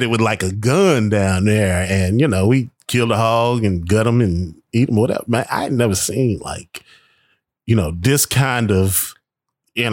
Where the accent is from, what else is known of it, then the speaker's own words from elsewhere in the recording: United States; I am an American